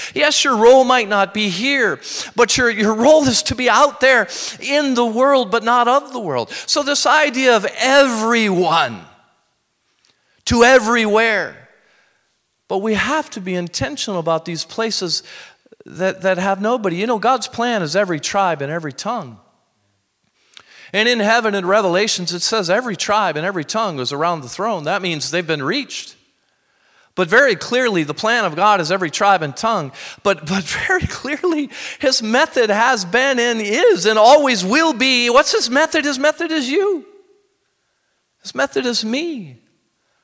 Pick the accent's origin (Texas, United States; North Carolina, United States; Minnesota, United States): Minnesota, United States; moved away; growing up in Minnesota, I just went back there